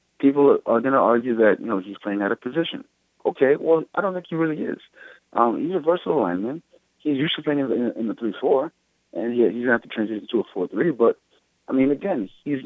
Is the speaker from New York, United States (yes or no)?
yes; New York City, New York, United States; I'm a New Yorker